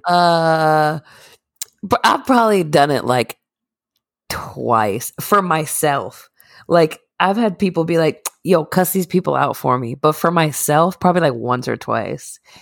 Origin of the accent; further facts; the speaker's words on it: Northeast, United States; we're from the Northeast.